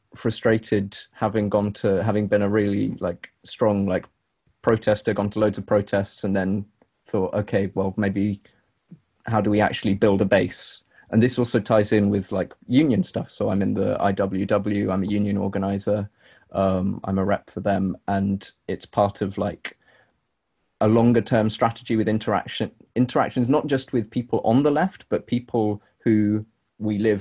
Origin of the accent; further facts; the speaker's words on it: London, United Kingdom; coming from like London and growing up in London. I've grown up in like post or during neoliberal London